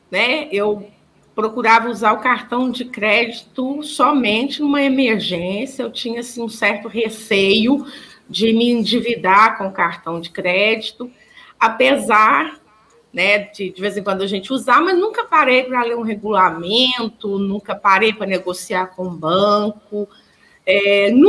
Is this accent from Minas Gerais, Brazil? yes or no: yes; Pratinha, Minas Gerais, Brazil; now in Araxá, Brazil; Sou natural, sou natural da cidade de Pratinha, a, poucos quilômetros, quilômetros